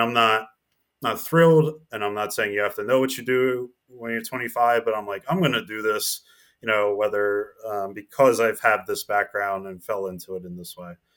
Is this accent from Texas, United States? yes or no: no; New Jersey, United States; I'm, I'm from New Jersey, so I was in Princeton, New Jer-, New Jersey.